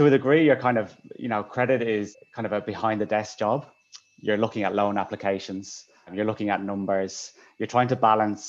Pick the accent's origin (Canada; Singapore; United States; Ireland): Ireland; Dublin, Leinster; moved away; I'm from Dublin, Ireland, originally